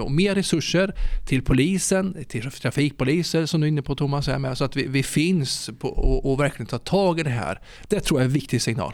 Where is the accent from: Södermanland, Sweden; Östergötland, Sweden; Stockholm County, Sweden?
Östergötland, Sweden; Ödeshög; kommer från Ödeshög eh, i Östergötland